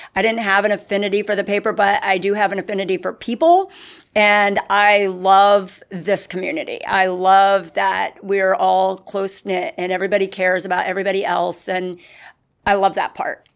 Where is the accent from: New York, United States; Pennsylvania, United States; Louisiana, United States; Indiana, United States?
Pennsylvania, United States; Hop Bottom; now in Winter Garden, United States; I'm from a very small town in Pennsylvania. It's called Hop Bottom